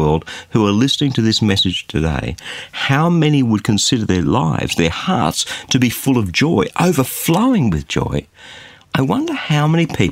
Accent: Australia; as an Aussie

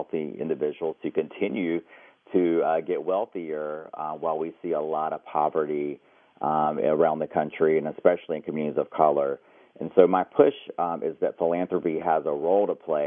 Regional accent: United States; being Native American.

